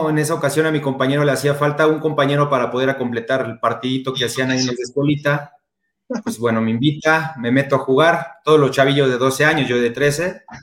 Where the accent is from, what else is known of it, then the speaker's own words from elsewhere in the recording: Mexico City, Mexico; now in Puebla, Mexico; Yo soy de la Ciudad de México, ahora ya radico acá en Puebla, aquí nos quedamos ya, nos quedamos ya a vivir.